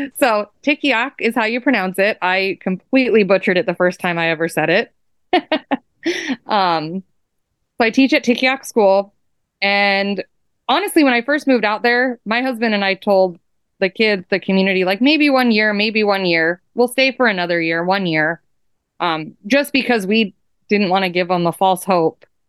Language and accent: English; Fairbanks, Alaska, United States; moved away as an adult; now in Point Hope, United States; I was born and raised in Fairbanks, Alaska, which is interior Alaska